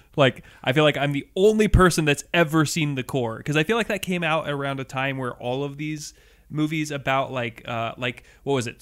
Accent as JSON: {"language": "English", "town": "Seattle", "region": "Washington", "country": "United States", "tie": "born or raised there", "said": "growing up in Seattle, and in two thousand one, as a kid"}